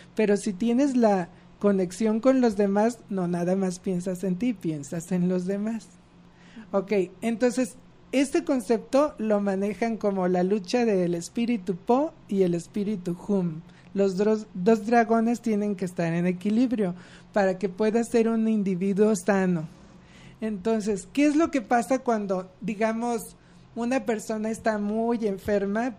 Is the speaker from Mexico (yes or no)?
yes; Mexico; como sociedad mexicana